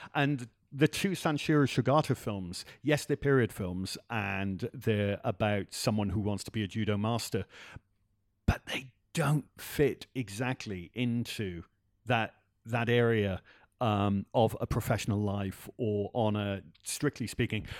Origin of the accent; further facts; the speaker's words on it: Wales, United Kingdom; I grew up in Wales